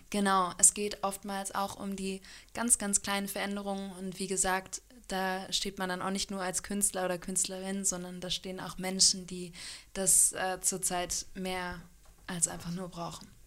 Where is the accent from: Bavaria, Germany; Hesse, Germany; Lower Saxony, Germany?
Lower Saxony, Germany; Hanover; moved away as an adult; also born or lived in Freiburg / New Zealand / Australia; now in Kiel, Germany; ganz ursprünglich komme ich aus Hannover